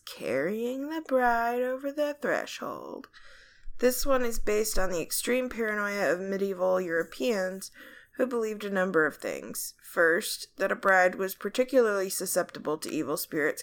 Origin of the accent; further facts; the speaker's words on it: Ireland; I'm Irish